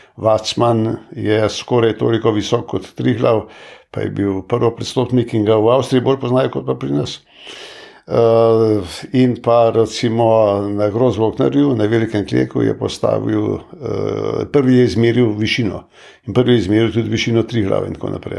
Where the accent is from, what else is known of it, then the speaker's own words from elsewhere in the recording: Slovenia; smo se Slovenci